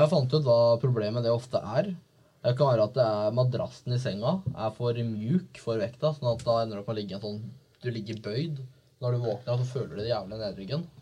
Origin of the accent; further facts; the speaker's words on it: Viken, Norway; moved away as an adult; jeg har vært hjemme i Viken